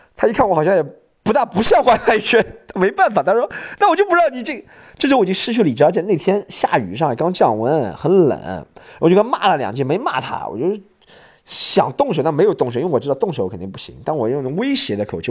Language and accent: Chinese; Shanghai, China; also born or lived in Australia; 我小时候，我爸妈都说，要走出杨浦，杨浦很穷， 生活养不去